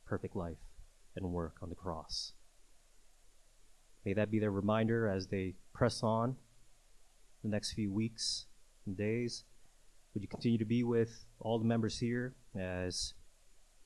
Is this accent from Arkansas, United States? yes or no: no; New York City, New York, United States; growing up in New York City